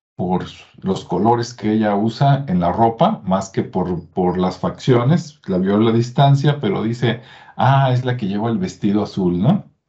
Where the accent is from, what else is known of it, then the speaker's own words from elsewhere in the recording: Mexico; los que somos de México